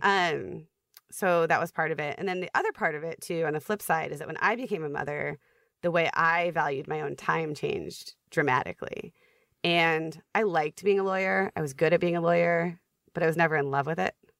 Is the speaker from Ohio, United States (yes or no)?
yes; Columbus, Ohio, United States; moved away as an adult; also born or lived in Manhattan, New York / Brooklyn, New York / Minnesota; I grew up in Ohio